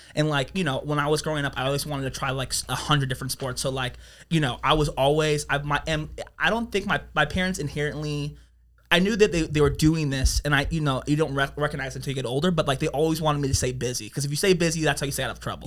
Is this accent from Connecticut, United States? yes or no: no; Las Vegas, Nevada, United States; also born or lived in Reno; born in Las Vegas